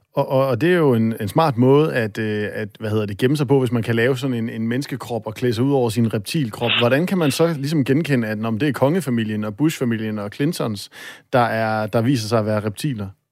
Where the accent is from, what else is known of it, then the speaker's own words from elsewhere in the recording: North Jutland, North Denmark Region, Denmark; jeg er selv op fra Nordjylland